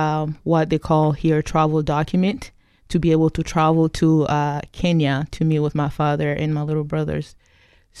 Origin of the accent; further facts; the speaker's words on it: DR Congo; also born or lived in Kigali, Rwanda; now in Pacific Northwest, United States; I came here from the Congo, formerly known as Zaire, back in 1996